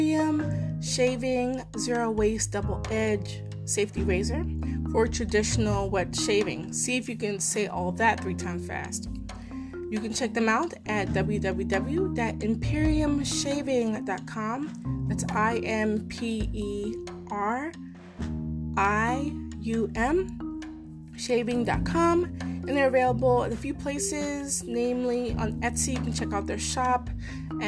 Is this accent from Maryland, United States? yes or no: yes; Maryland, United States; I'm from Maryland, live in Maryland